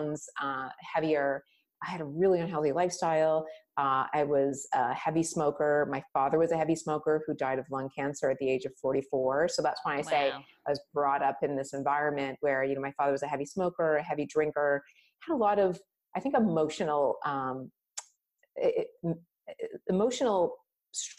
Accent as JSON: {"language": "English", "country": "Canada", "tie": "born or raised there", "said": "I was born in Canada"}